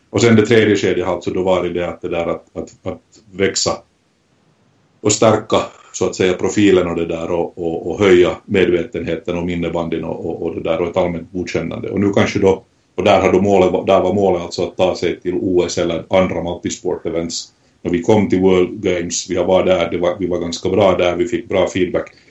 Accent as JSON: {"language": "Swedish", "country": "Finland", "said": "mitt hemland, Finland"}